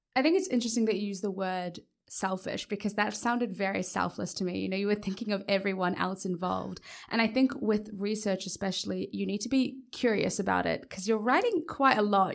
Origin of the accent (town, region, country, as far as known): Papua New Guinea